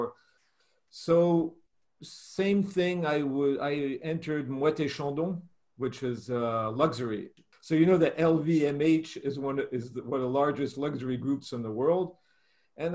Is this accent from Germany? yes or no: yes; Germany; born there; I was born in Germany. I was born in Germany and from American parents and with a mixed culture, Russian, Italian, German, everything's mixed up in my family.